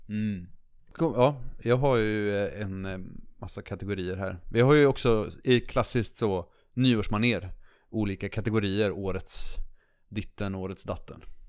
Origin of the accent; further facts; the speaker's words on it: Linköping, Östergötland, Sweden; i Linköping då, där jag är ifrån